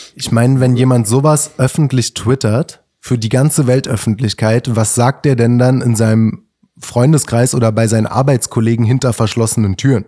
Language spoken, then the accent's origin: German; Berlin, Germany; ich bin da auch als äh, stolzer Berliner